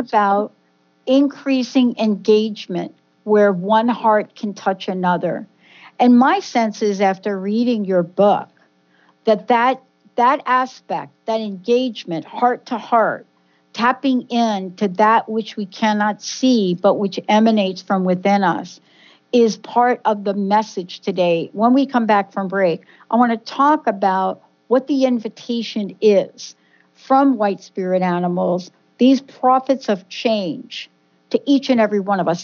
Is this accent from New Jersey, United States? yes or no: yes; New Jersey, United States; we are two girls from Jersey